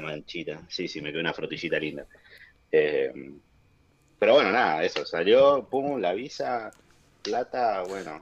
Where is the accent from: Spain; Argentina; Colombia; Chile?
Argentina; Ushuaia, Tierra del Fuego; moved away as an adult; also born or lived in New Zealand / Denmark; now in Oslo, Norway; nosotros que somos de Ushuaia